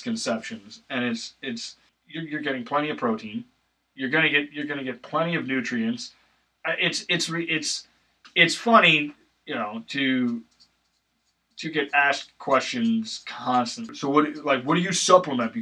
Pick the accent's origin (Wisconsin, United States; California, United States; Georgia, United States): Wisconsin, United States; I grew up in Wisconsin